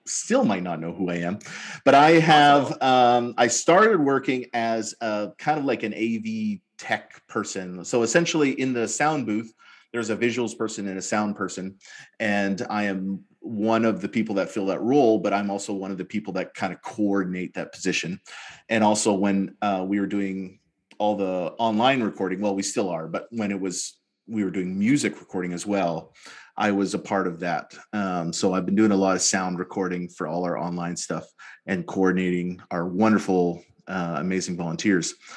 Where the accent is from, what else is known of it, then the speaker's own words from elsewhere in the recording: Edmonton, Alberta, Canada; now in British Columbia, Canada; I grew up in Alberta, grew up near yeah. Edmonton, and lived in Edmonton